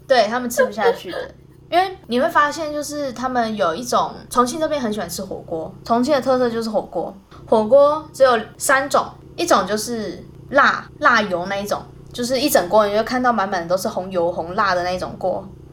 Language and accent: Chinese; Taiwan; moved away; 我们台湾人不是火锅的蘸酱，一定会有沙茶酱吗